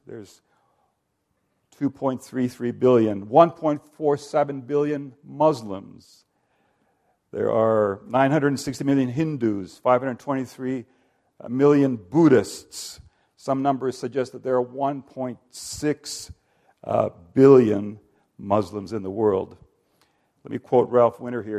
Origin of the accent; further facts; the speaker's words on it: Finland; I'm ethnically Finnish. I come from Finland